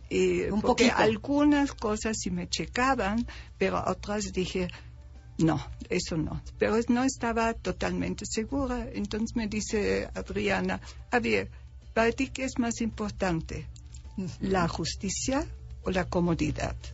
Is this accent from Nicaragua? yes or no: no; Germany; now in Mexico; Yo soy alemana, 100% alemana.